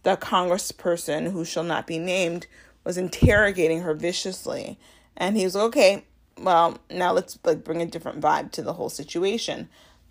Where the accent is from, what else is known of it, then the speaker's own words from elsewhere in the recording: Chicago, Illinois, United States; I'm from Chicago